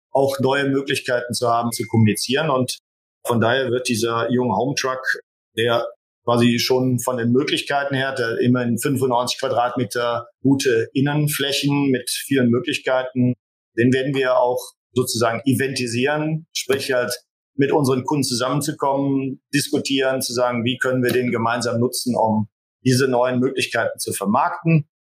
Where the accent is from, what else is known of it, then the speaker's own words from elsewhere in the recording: Rhineland, Germany; Und natürlich als Rheinländer liegt das in der DNA, ist man natürlich auch ein bisschen gesellig.